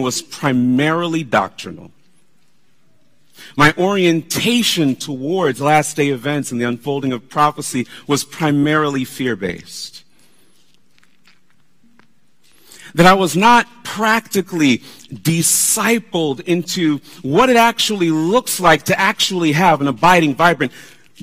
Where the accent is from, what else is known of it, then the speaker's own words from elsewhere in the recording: South Florida, United States; we were growing up in South Florida